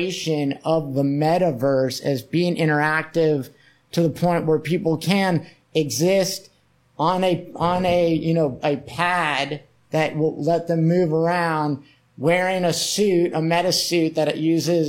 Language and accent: English; Cocoa Beach, Florida, United States; I'm from Cocoa Beach, I talked about, which is where NASA is, Cape Canaveral and Cocoa Beach.